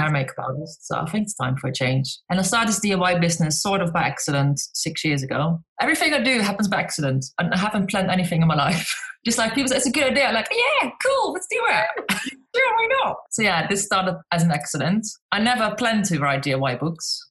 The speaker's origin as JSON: {"language": "English", "country": "Netherlands", "also_born_or_lived": "South East England", "moved": "as an adult", "lives_now": "United Kingdom", "said": "I'm Dutch, but so I'm from the Netherlands, but I live in the UK in, eh, on the southeast coast in a little town on the beach"}